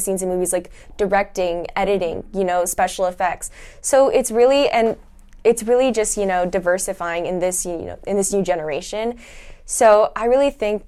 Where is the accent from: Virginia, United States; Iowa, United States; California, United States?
California, United States; Fullerton; I'm from California, from Fullerton